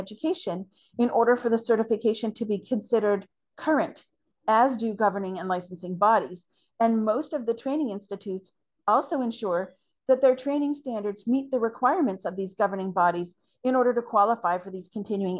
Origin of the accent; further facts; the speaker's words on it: Canada; as a Canadian